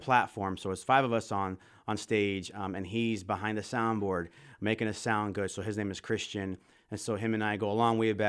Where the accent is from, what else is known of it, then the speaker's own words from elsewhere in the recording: Florida, United States; moved away as an adult; also born or lived in West Michigan; now in Holland, Michigan, United States; I am from Florida originally